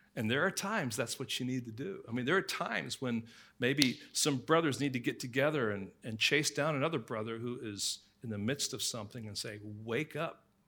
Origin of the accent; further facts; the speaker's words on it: England, United Kingdom; growing up in England